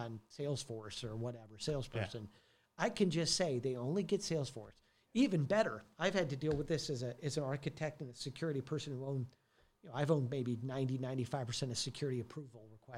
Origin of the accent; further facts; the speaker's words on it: Detroit, Michigan, United States; also born or lived in Santa Monica / Los Angeles; now in Frisco, United States; I came from Detroit originally